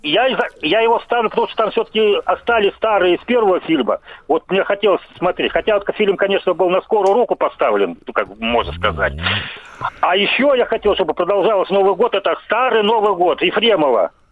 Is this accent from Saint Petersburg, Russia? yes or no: no; Krasnoyarsk, Krasnoyarsk Krai, Russia